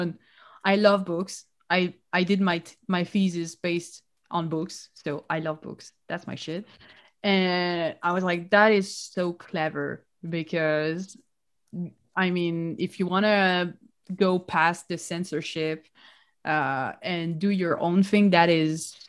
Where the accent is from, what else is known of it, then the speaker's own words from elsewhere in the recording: Nice, Provence-Alpes-Côte d'Azur, France; moved away as an adult; also born or lived in Paris; now in Canada; I live in Canada, but I am originally from Nice. I was born there.